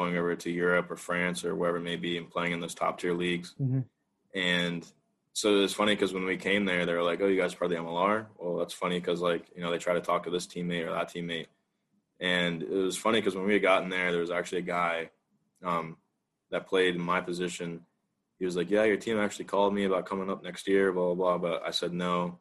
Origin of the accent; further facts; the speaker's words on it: United States; as an American